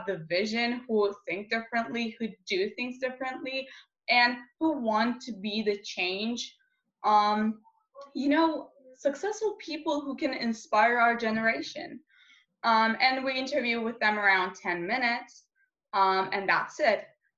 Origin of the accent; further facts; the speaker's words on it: Istanbul, Turkey; I'm from Istanbul, Turkey, a 17-year-old gender activist